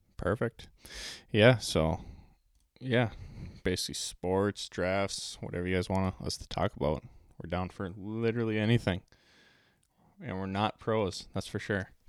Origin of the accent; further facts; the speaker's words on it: Pilgrim, Minnesota, United States; I grew up in Pilgrim, Minnesota